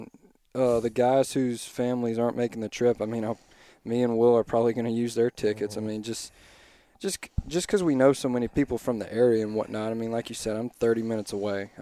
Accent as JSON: {"language": "English", "region": "South Louisiana", "country": "United States", "said": "I'm from South Louisiana"}